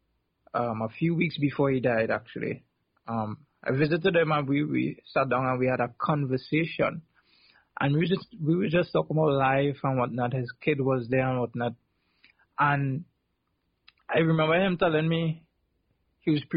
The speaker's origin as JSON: {"language": "English", "region": "South Trinidad", "country": "Trinidad & Tobago", "tie": "born or raised there", "said": "where I grew up in South Trinidad"}